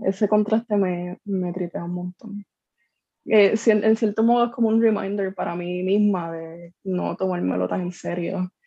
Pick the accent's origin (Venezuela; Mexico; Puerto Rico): Puerto Rico; Corozal; also born or lived in San Juan; now in Bayamón, Puerto Rico; estoy viviendo acá, llevo años viviendo acá, pero soy de Corozal originalmente